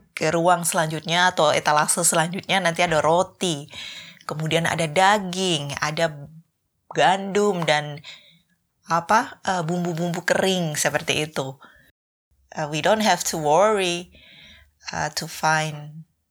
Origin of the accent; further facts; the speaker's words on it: Surakarta, Central Java, Indonesia; moved away as an adult; now in Sweden; kalau di Solo kami sering bikin lotis